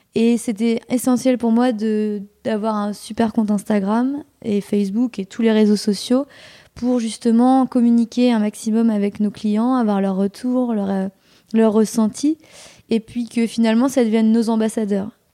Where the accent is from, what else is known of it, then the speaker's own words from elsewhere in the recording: Normandy, France; moved away; je suis originaire de Normandie